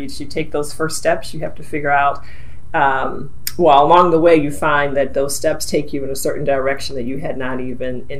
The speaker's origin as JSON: {"language": "English", "region": "Maryland", "country": "United States", "tie": "born or raised there", "said": "I'm a native Marylander. I'm a proud Marylander"}